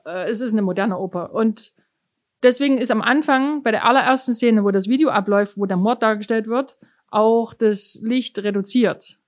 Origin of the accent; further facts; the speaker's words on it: Germany; accent: German; moved away as an adult; now in New York, United States; jeder gleich merkt, dass ich von Deutschland komme